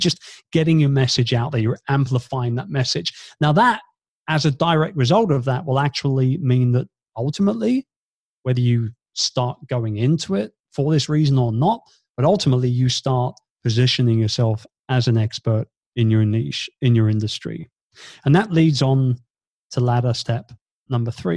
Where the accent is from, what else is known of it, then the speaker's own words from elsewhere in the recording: United Kingdom; moved away as an adult; now in Philippines; being a Brit